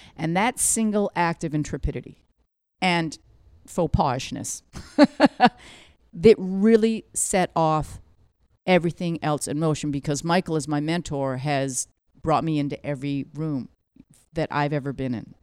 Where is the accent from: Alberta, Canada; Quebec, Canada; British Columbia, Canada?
British Columbia, Canada; Vancouver; moved away as an adult; now in New York, United States; I'm a child of Korean immigrants, born and raised in Vancouver